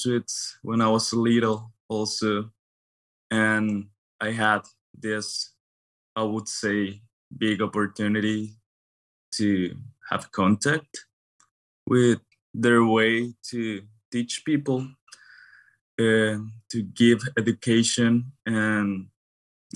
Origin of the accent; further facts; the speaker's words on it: Guadalajara, Jalisco, Mexico; moved away; also born or lived in Los Angeles, United States; I was born in this city called Guadalajara. It is in the Mexican Western.